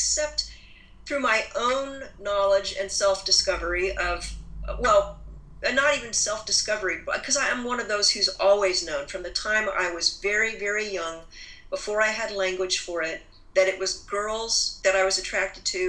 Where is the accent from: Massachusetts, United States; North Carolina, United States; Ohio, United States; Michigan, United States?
Ohio, United States; when I grew up in Ohio, when I was in seventh grade